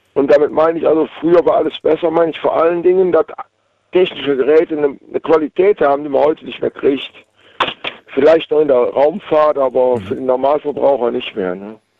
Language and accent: German; Waldbröl, North Rhine-Westphalia, Germany; Aus Waldbrühl im Oberbergischen